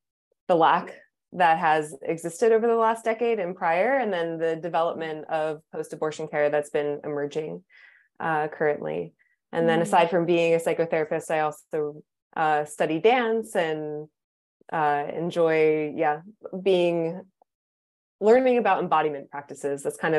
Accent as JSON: {"language": "English", "region": "East Coast", "country": "United States", "tie": "born or raised there", "also_born_or_lived": "San Francisco, United States", "lives_now": "Portugal", "said": "But I'm originally from the East Coast. That's where I grew up."}